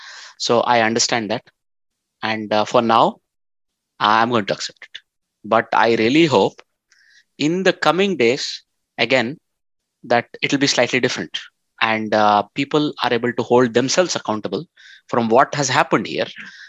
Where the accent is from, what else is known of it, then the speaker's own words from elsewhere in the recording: India; I'm Indian